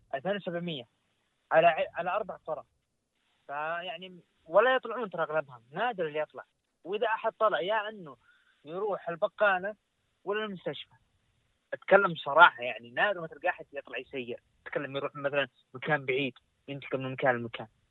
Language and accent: Arabic; Saudi Arabia; عندنا في السعوديه تحديدا مكه والمدينه